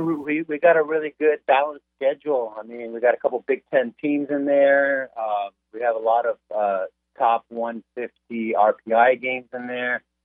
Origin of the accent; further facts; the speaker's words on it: Southern California, United States; now in Kansas, United States; growing up in Southern California